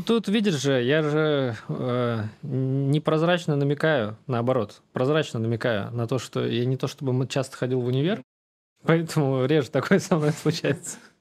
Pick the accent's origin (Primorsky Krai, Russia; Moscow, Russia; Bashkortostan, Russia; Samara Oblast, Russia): Samara Oblast, Russia; Samara; Я вырос в Самаре